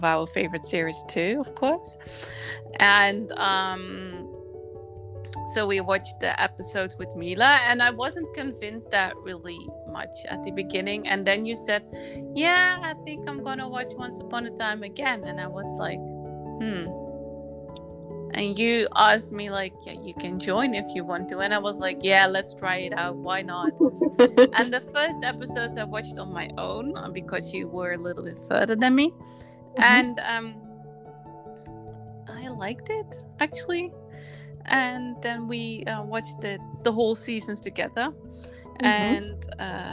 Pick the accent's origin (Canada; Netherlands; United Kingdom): Netherlands; I'm from the Netherlands. I lived there my whole life